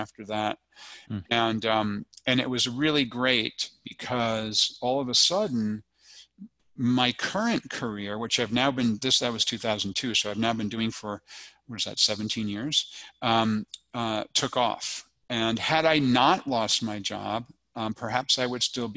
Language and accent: English; United States; moved away as an adult; also born or lived in Hong Kong / Japan; I'm an American citizen